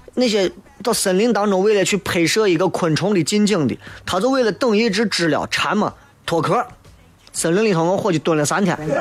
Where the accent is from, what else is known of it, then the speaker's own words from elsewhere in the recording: Shaanxi, China; accent: Shaanxi dialect; 因为我说陕西话他们也听不懂，他们说啥我也听不懂。回来之后立刻就觉得呀，能够讲自己的乡音太棒了